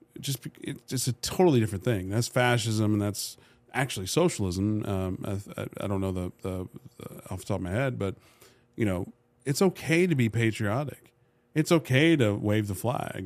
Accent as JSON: {"language": "English", "country": "United States", "also_born_or_lived": "Dubai", "said": "being an American with a passport."}